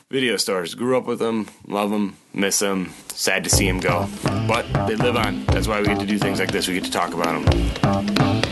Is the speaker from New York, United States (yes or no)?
no; Oshkosh, Wisconsin, United States; I grew up in Oshkosh, Wisconsin in the mid to late 80s.